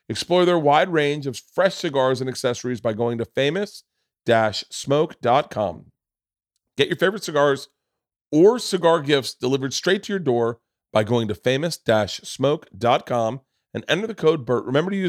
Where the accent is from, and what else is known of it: Florida, United States; born or raised there